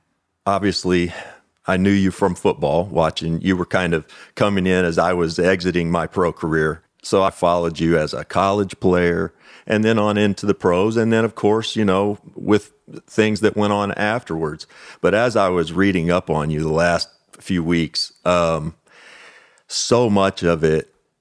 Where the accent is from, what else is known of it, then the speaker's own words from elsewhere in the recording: Owensboro, Kentucky, United States; I grew up in Owensboro, Kentucky, in a town of about 60,000 people. And it was a great sports town.